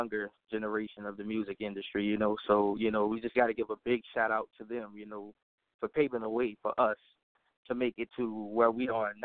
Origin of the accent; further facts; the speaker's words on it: New Orleans, Louisiana, United States; that's my hometown. That's where I was born and raised